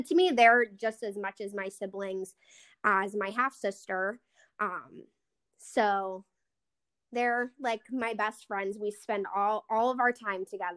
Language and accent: English; South Park, Pennsylvania, United States; I grew up in South Park